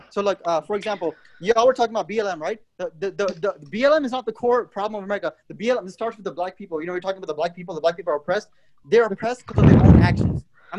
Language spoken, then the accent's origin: English; India; also born or lived in Mumbai; I'm from India, bro. My ancestors were slaves in India, too.